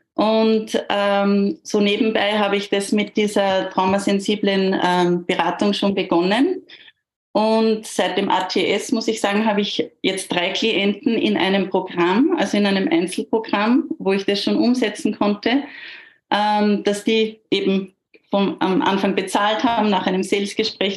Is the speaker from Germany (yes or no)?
no; near Gmunden, Upper Austria, Austria; ich bin aus Österreich, aus in der Nähe von Gmunden.